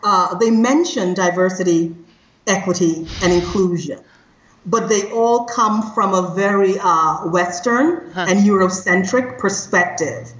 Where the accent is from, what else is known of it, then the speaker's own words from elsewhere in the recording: Trinidad & Tobago; moved away; I am originally from Trinidad and Tobago. So I come from a country that is very diverse